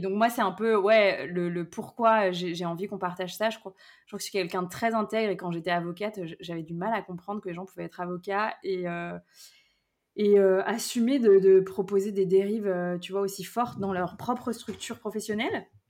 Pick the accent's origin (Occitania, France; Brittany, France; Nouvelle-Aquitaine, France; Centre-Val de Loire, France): Brittany, France; moved away; also born or lived in Lyon region; je suis revenue vivre justement là où j'ai grandi en Bretagne